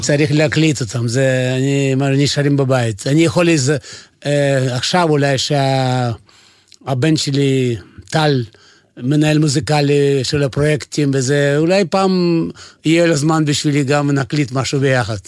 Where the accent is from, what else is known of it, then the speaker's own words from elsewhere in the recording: Vilnius, Vilnius County, Lithuania; Hebrew is a second language; moved away as an adult; also born or lived in Kyiv, Ukraine; now in Israel; נולדתי בברית המועצות, נולדתי בקייב, אבל אה, כל החיים שלי בברית המועצות היה בווילנה, בליטואניה.